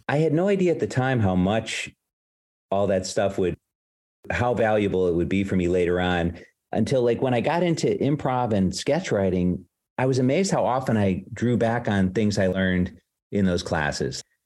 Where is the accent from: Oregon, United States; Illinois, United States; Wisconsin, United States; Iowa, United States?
Illinois, United States; Palatine; moved away as an adult; now in New York City, United States; I'm from Palatine, Illinois, but the school was in Arlington Heights, which is right nearby.